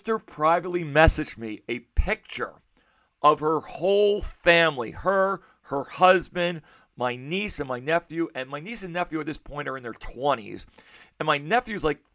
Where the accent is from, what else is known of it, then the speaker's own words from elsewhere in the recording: United States; I was raised in American culture